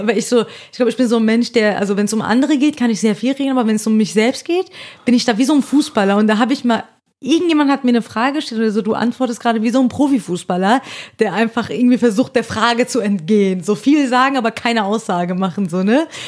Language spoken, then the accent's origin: German; Hesse, Germany; accent: Hessian